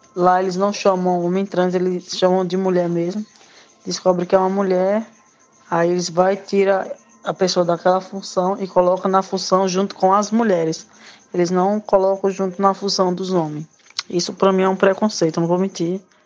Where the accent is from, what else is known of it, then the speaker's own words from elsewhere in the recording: Petrolândia, Pernambuco, Brazil; sou de Petrolândia, Pernambuco